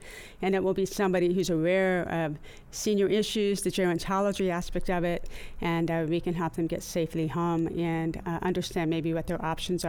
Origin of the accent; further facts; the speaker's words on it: San Diego, California, United States; also born or lived in Ohio; Well, I'm actually born and raised in San Diego.